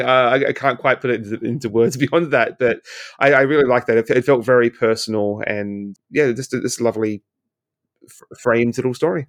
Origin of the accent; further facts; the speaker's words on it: Australia; moved away as an adult; now in Canada; in Australia, where I, where I'm from